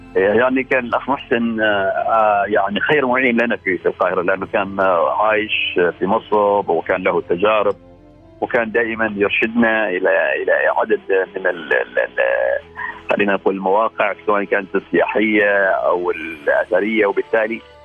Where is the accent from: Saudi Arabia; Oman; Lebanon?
Oman; Al Khaburah, Al Batinah North; من الخابوره